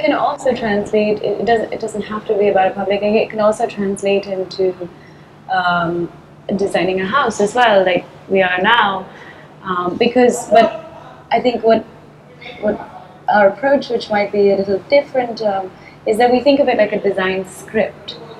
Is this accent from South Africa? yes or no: no; Chennai, Tamil Nadu, India; I've always grown up here. I've always lived here. Yeah. My family have always been here